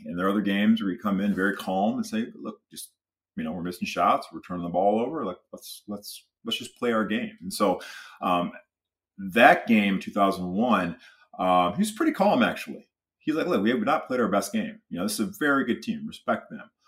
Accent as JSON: {"language": "English", "region": "Michigan", "country": "United States", "tie": "born or raised there", "said": "I grew up in Michigan, you know, huge, uh, University of Michigan fan"}